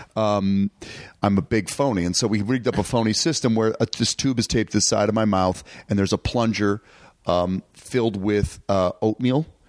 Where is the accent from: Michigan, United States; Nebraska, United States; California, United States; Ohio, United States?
Michigan, United States; Detroit; what we called in Detroit Mustacholi